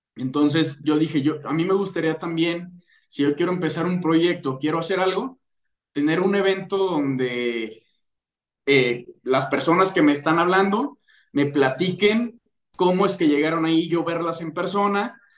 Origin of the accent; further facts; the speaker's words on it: León, Guanajuato, Mexico; yo soy de León, Guanajuato